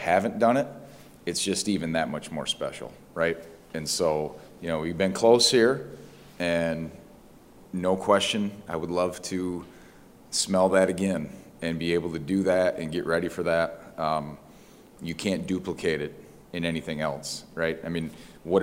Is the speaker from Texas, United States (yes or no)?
no; Michigan, United States; It's my home state. I have no intentions of leaving